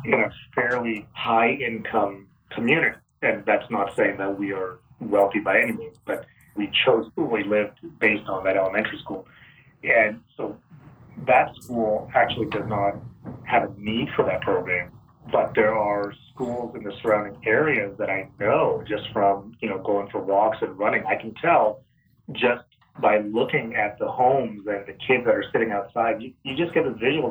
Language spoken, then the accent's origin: English; Phoenix, Arizona, United States; moved away as an adult; also born or lived in Vancouver, Washington; now in Los Angeles, United States; I grew up in Phoenix.